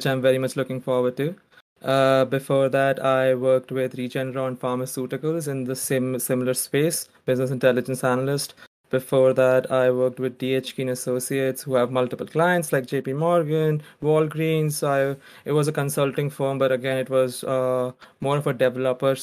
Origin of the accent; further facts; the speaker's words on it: Surat, Gujarat, India; moved away as an adult; also born or lived in Mumbai; now in United States; I'm from India. I originally grew up in Surat, India. Surat, Gujarat, a small city